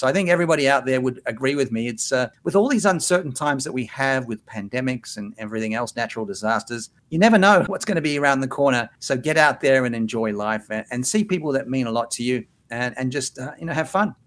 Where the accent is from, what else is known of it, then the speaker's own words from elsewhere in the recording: Sydney, New South Wales, Australia; moved away; Sydney, my hometown